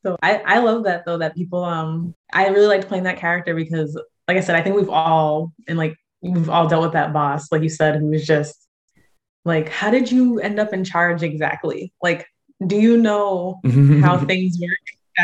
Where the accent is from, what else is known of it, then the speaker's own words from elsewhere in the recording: San Diego, California, United States; I'm from San Diego.